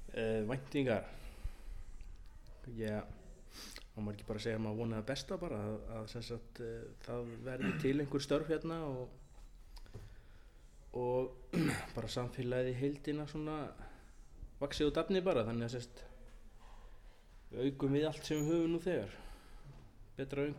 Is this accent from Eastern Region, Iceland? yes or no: yes; Suðursveit, Eastern Region, Iceland; now in Stöðvarfjörður, Iceland; Nei, ég er aðflutur kem hérna 2006 frá Suðusveit við Holnahjörð klára sérst nýjunda og tíunda bekkin hér